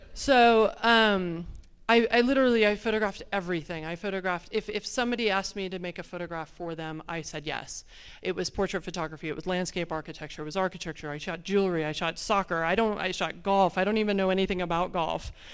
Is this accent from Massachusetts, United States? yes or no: no; Phoenix, Arizona, United States; I'm from Phoenix, Arizona. We don't have a lot of water